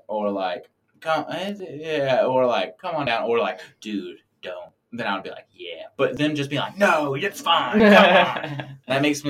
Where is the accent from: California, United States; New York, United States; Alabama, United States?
Alabama, United States; I'm being from Alabama. I'm used to only like really seeing crows. We don't really have ravens here.